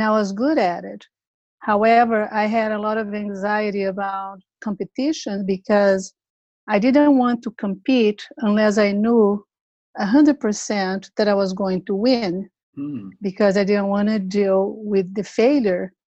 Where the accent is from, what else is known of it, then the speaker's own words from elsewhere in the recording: Brazil; moved away as an adult; now in San Diego, United States; to become a psychologist in Brazil, my home country, Brazil.